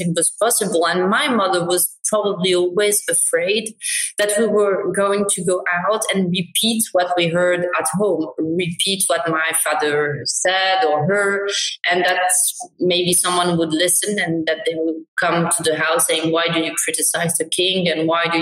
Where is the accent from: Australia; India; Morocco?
Morocco; we were raised in Morocco. I look very Moroccan.